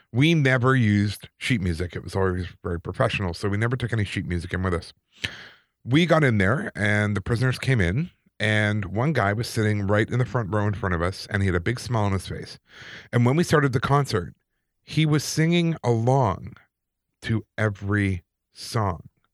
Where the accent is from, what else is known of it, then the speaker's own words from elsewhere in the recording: Calgary, Alberta, Canada; growing up in Calgary, in the Anglican Church